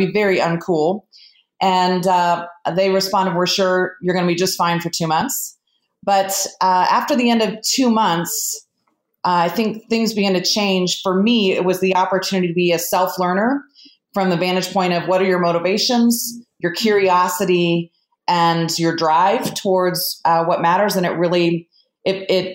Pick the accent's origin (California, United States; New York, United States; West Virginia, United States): California, United States; moved away; I grew up in California and was home educated through high school